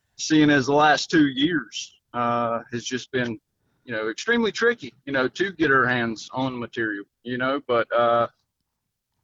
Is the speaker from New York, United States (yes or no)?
no; Mooresville, North Carolina, United States; I am from Mooresville, North Carolina, about 2 miles from Stock Car Steel.